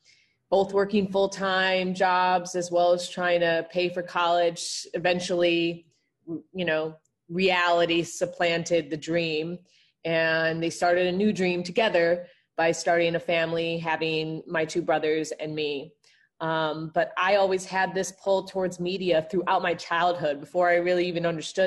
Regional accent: Evanston, Illinois, United States; I grew up in Evanston, Chicagoland area during the 90s

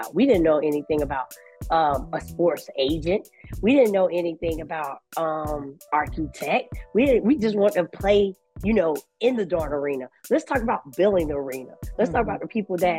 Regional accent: Augusta, Georgia, United States; also born or lived in South Carolina; Growing up in inner city, I'm from Augusta, Georgia

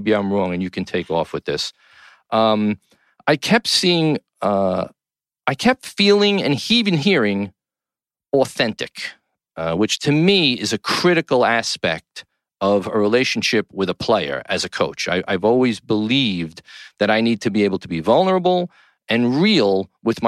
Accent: New York City, New York, United States; From the Gotham Podcast Studio in the heart of downtown New York City, my hometown

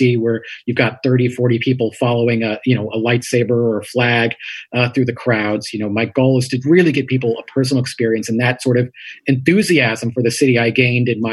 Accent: New York City, New York, United States; I was raised in Queens, where my mother grew up as well, in a somewhat sleepy neighborhood by New York City standards called Richmond Hill

